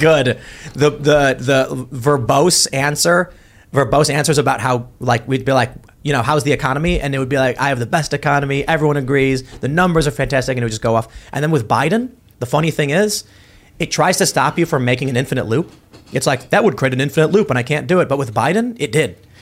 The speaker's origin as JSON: {"language": "English", "town": "Chicago", "region": "Illinois", "country": "United States", "tie": "born or raised there", "moved": "yes", "said": "Oh, South Side by Midway"}